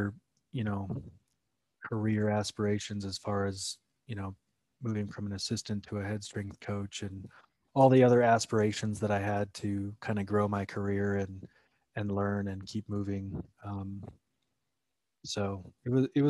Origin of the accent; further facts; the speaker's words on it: Iowa, United States; being born and raised in Iowa